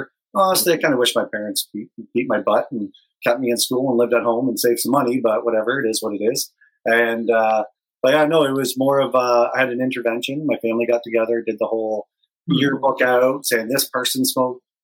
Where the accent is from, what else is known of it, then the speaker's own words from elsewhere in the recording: London, Ontario, Canada; growing up in London